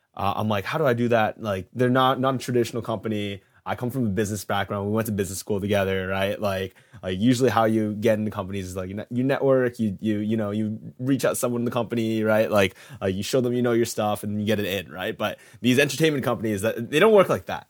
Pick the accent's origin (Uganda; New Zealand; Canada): Canada; moved away as an adult; now in New York, United States; I'm Canadian, but I moved to to New York to do this job